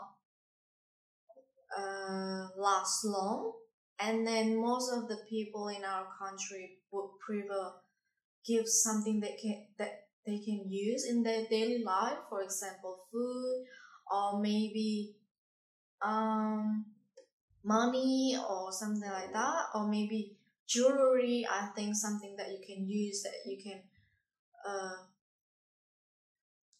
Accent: Indonesia; English is a second language; now in Darwin, Australia; Indonesia. I come from Indonesia.

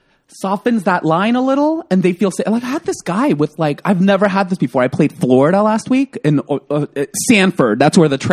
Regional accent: South Korea; now in United States; because I'm a gay Korean immigrant who grew up in Section 8 housing with my grandmother and, like, government house

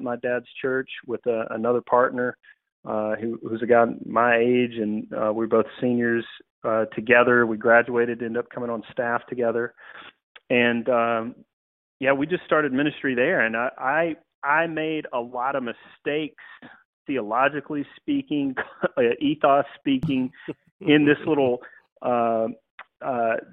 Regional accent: Georgia, United States; moved away as an adult; now in Greenville, United States; Born and raised in the South, actually from Georgia.

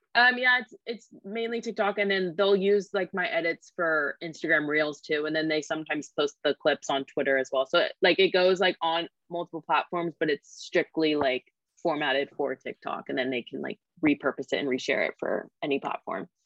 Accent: Sacramento, California, United States; moved away as an adult; now in Los Angeles, United States; I grew up in Sacramento. So I just moved

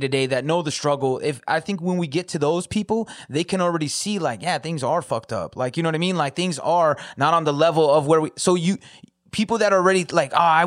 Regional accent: California, United States; also born or lived in Metro Detroit, Michigan; now in Detroit, United States; I'm from Cali, so it doesn't seem, that's where I'm originally from

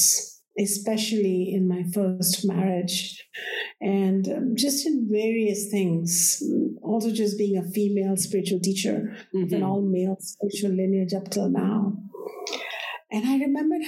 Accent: India; I was born in India, and we revere the goddess.

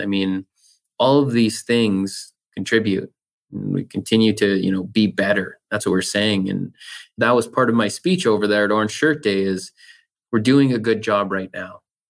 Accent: Canada; And I'm proud Canadian, proud First Nation person.

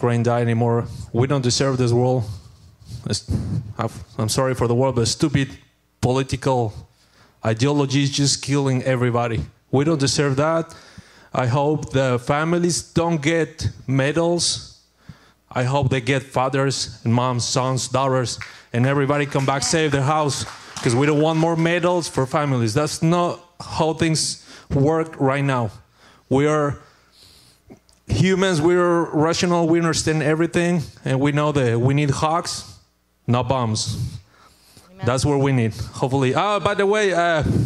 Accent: Mexico; English is a second language; moved away as an adult; now in United States; I'm from Mexico

